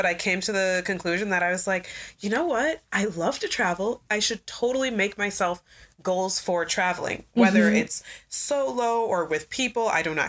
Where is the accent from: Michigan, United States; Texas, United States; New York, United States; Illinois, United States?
Illinois, United States; Oak Park; also born or lived in Chicago, Illinois; I'm from Oak Park. I was born out south in Chicago.